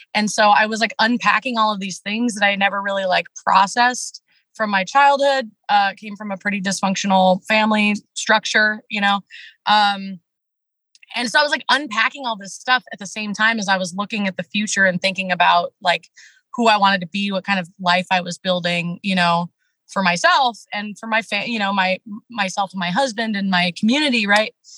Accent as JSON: {"language": "English", "region": "Washington", "country": "United States", "tie": "born or raised there", "said": "I'm from the Pacific Northwest. Uh, grew up in a small town in Washington State, rural Washington State"}